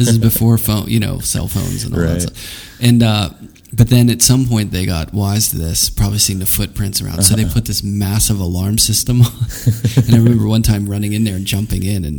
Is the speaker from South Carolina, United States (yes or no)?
no; Pittsburgh, Pennsylvania, United States; I grew up in Pittsburgh